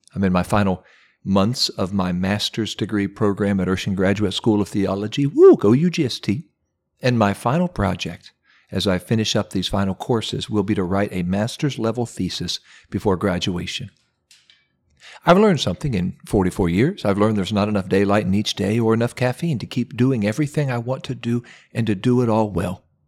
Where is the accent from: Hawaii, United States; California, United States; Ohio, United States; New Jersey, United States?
Ohio, United States; my home state of Ohio